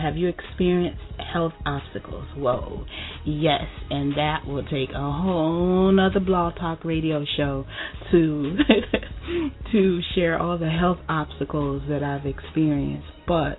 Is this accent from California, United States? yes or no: no; Tampa, Florida, United States; moved away as an adult; also born or lived in Miami, Florida / Memphis, Tennessee / North Carolina; now in Georgia, United States; I am from Miami, Florida. I relocated to Tampa, Florida when I was a kid, and I've lived in Memphis, Tennessee, I've lived in North Carolina, moved back to Miami, Florida, and recently relocated to Georgia.